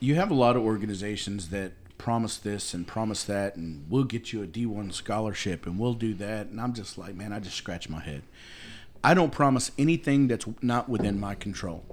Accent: United States

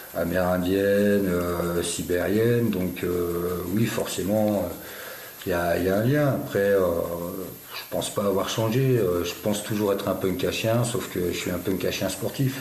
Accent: France; also born or lived in Béarn; je suis né en France, j'ai grandi en France

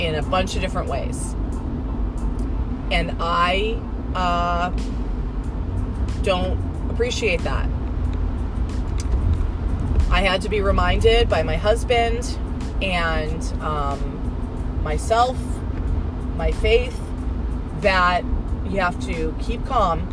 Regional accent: Southern California, United States; moved away; I was born and raised in Southern California

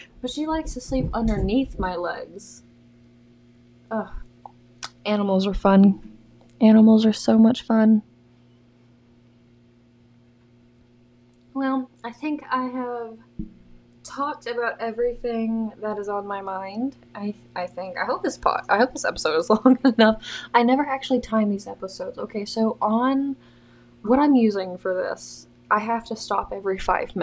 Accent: the South, United States; I'm from the South

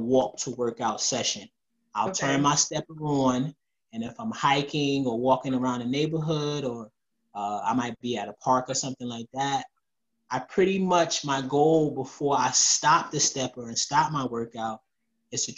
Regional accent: New Jersey, United States; I'm from Jersey.

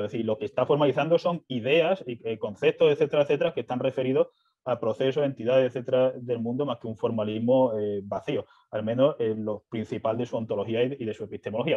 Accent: Seville, Andalusia, Spain; yo soy de Sevilla, de Andalucía

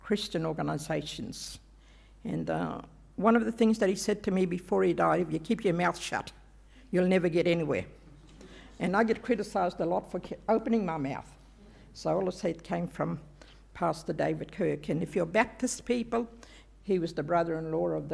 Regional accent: Queensland, Australia; I'm a Queenslander

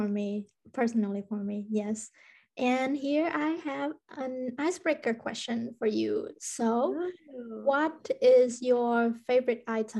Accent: Vietnam; now in Finland; I'm from Vietnam.

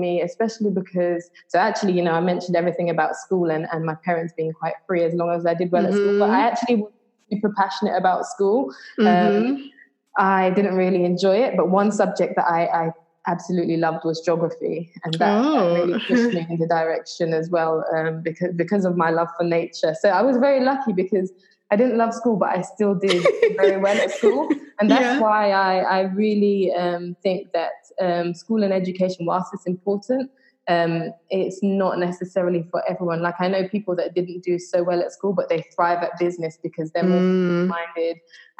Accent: Trinidad & Tobago; born there; I was born in Trinidad and I used to go back and forth a lot. And sometimes my parents would take me snorkeling on the reef.

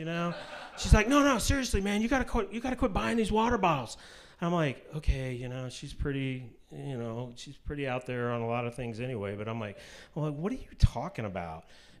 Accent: Kansas City, Missouri, United States; also born or lived in Utah; I grew up in Kansas City, grew up in the Methodist Church.

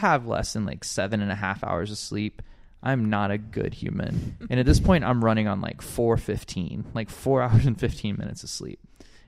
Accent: Alabama, United States; moved away as an adult; now in Hawaii, United States; I grew up in Alabama

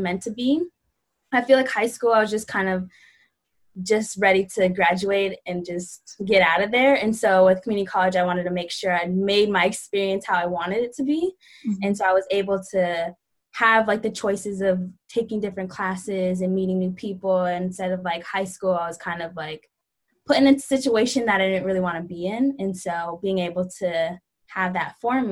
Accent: Bay Area, Northern California, United States; I'm from the Bay Area, like Northern California

